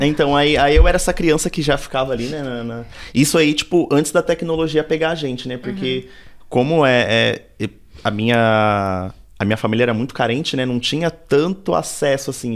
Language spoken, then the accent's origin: Portuguese; São Paulo, Brazil; also born or lived in Parque Santo Antônio, São Paulo; nasci na Coab, nasci, fui e cresci ali mais ou menos até os 11, depois vim morar no Capão. E aí do Capão já não saí mais.